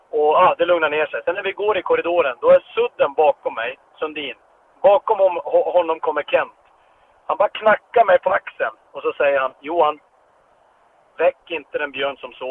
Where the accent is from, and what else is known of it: Pajala, Norrbotten County, Sweden; born or raised there